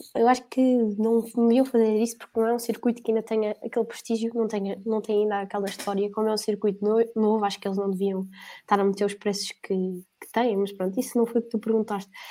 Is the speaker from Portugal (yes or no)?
yes; Portugal; eu, como português